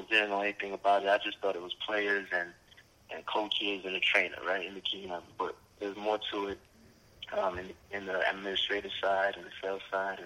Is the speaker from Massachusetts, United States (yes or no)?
no; New York City, New York, United States; also born or lived in Oregon; I'm from Brooklyn, New York, of course. Grew up in a Haitian household. You know, my mother, my grandmother raised me in Brooklyn, Flatbush, to be exact